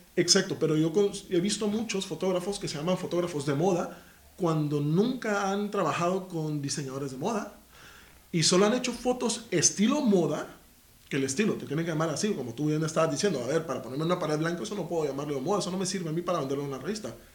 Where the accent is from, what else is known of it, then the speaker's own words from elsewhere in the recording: Guatemala; now in Spain; soy de Guatemala